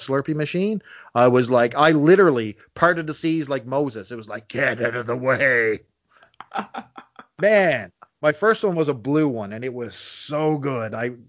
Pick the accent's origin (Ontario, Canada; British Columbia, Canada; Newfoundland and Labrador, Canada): Newfoundland and Labrador, Canada; St. John's; accent: Newfoundland; I was born in St. John's, Newfoundland, which is actually only 10 minutes from where I live right now